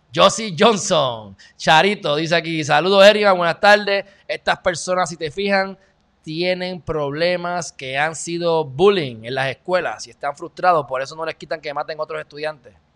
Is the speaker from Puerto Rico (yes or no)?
yes; Puerto Rico; el pueblo de Puerto Rico